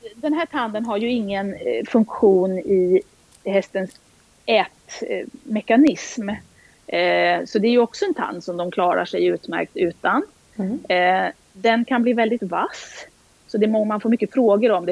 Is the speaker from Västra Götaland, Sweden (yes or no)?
no; outside Stockholm, Stockholm County, Sweden; moved away as an adult; also born or lived in Halland / Uppsala; är född och uppvuxen utanför Stockholm